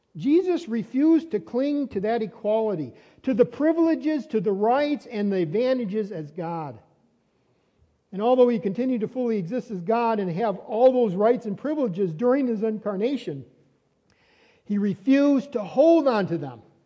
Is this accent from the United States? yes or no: yes; Fredonia, New York, United States; also born or lived in Dunkirk, New York; I was born in Dunkirk uh, Hospital, Brooks in, uh, in Dunkirk, New York. And then that's when I was a baby. And then I was a, a little child. I grew up on Seymour Street in Fredonia.